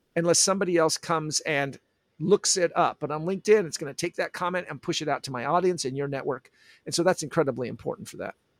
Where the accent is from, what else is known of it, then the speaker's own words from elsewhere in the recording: Olympia, Washington, United States; also born or lived in San Diego, California; now in San Jose, United States; I'm from Olympia, Washington